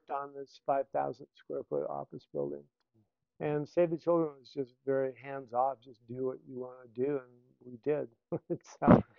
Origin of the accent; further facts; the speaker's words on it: Banámichi, Sonora, Mexico; So I'm coming from Banamichi in Rio Sonora and that you know background.